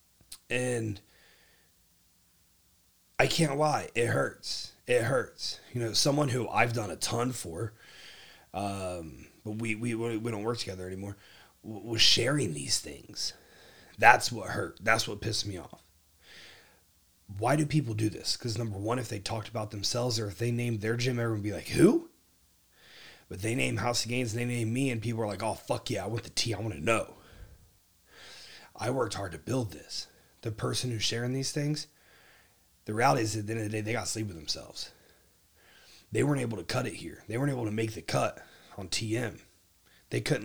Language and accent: English; Ohio, United States; now in Texas, United States; my home state